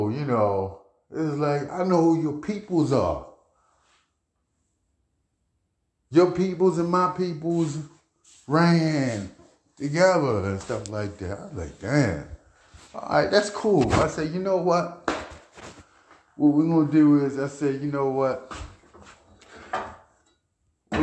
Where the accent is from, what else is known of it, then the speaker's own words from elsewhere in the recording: Baltimore, Maryland, United States; I'm from East Baltimore. East Baltimore, our main travel back then is you cut through alleys.